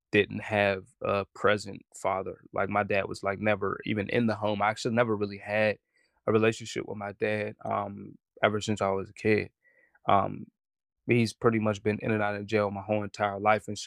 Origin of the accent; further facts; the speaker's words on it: Pittsburgh, Pennsylvania, United States; And then I'm from Homewood in Pittsburgh.